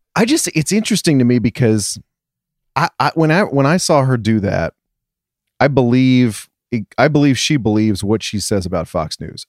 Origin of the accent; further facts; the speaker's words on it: England, United Kingdom; moved away; I'm coming from England